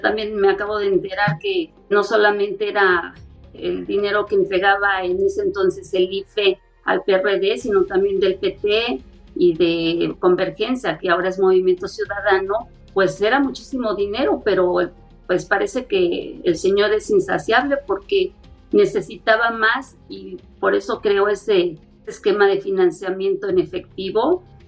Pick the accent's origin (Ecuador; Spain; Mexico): Mexico; Nosotros como mexicanos